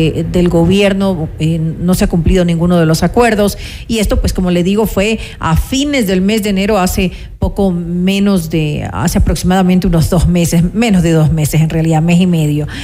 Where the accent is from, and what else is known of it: Ecuador